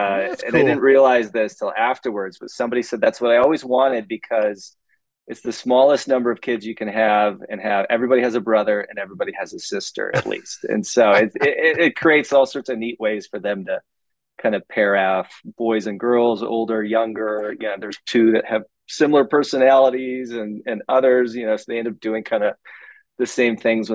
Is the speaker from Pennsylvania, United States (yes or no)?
no; Grosse Ile, Michigan, United States; moved away as an adult; I grew up in Michigan in a small town just south of Detroit. It's actually a little island called Gros Ciel